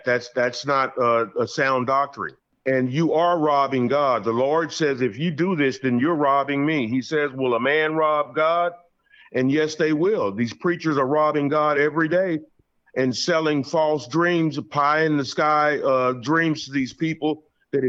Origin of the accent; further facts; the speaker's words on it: Fort Worth, Texas, United States; my hometown in Fort Worth, Texas